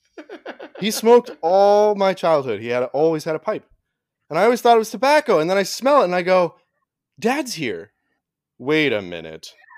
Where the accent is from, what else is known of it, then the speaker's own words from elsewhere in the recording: Oregon, United States; we grew up in Oregon.